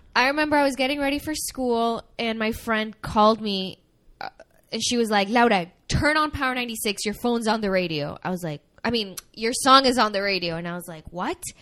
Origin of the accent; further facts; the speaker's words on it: Miami, Florida, United States; also born or lived in Venezuela; I was born in Venezuela. Um, I came to the I came to Miami when I was 7 years old